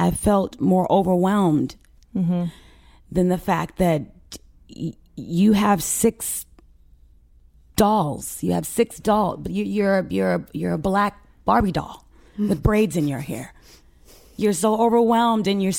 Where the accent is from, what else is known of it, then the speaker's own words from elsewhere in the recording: Carson, California, United States; also born or lived in Mississippi; I was born there, yes. But we grew up in Carson, California.